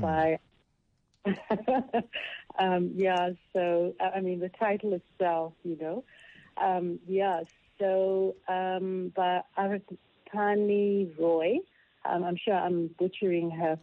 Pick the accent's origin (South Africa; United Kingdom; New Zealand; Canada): South Africa; as a South African